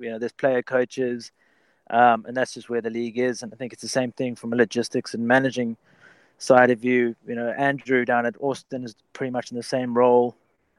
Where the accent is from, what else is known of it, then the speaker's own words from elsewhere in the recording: South Africa; moved away as an adult; also born or lived in England; now in United States; my parents are both British. I was schooled back in South Africa